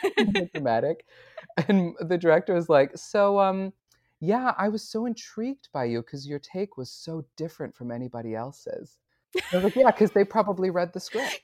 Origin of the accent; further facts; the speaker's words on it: Syracuse, New York, United States; I grew up in Syracuse, New York